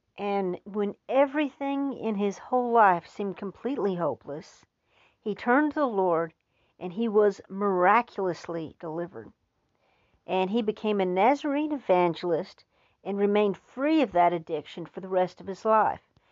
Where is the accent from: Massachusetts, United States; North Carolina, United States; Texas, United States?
Texas, United States; as a Texan